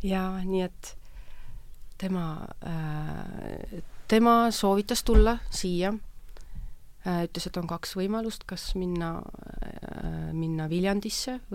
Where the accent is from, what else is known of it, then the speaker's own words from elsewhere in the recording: Ida-Viru County, Estonia; olen Ida-Virumaalt.